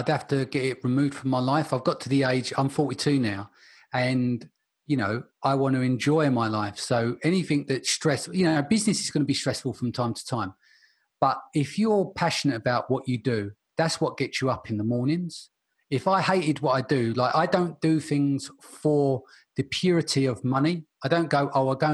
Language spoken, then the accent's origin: English; London, United Kingdom; I was born in Stepney in East London.